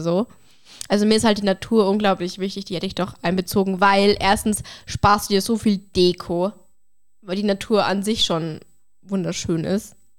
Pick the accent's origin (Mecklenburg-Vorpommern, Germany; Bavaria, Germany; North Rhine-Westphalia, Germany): Bavaria, Germany; bei uns in Bayern, bei mir auf dem Dorf ist es oft so, dass du mit einem Weißwurstfrühstück anfängst